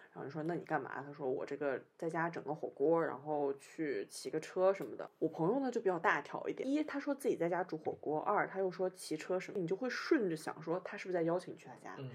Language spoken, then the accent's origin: Chinese; northern China, China; accent: northern; now in Shanghai, China; 我讲话就北方口音